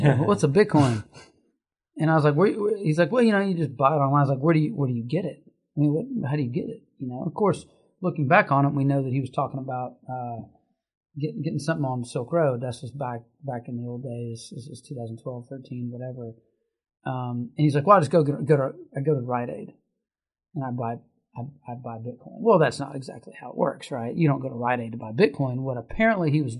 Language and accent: English; Lexington, Kentucky, United States; I grew up in Lexington, not too far from here where we sit